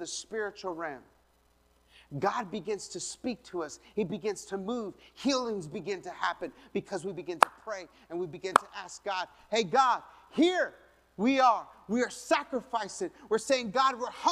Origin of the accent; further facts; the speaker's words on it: Colorado, United States; I'm from Colorado.